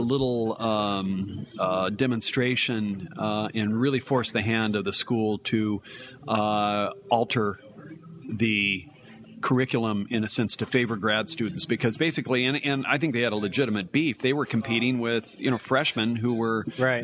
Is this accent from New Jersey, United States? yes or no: no; Carlsbad, California, United States; moved away as an adult; now in Oregon, United States; I had started working for my hometown newspaper in Carlsbad, California